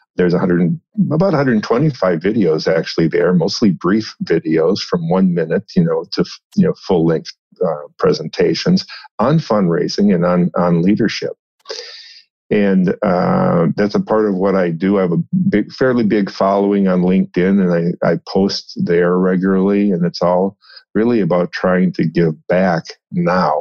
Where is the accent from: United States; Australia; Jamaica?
United States; Minnesota; moved away; also born or lived in St. Louis, Missouri; I grew up in Minnesota, a small town on the Mississippi River, not far from St. Paul, Minneapolis area